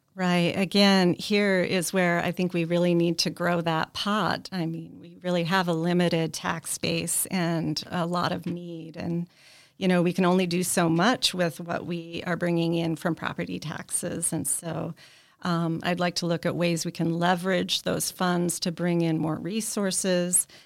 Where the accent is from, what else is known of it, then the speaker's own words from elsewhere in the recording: South Dakota, United States; also born or lived in Arizona; now in Newbury, Vermont, United States; I lived in um, Arizona for a little over 20 years, and I grew up in South Dakota.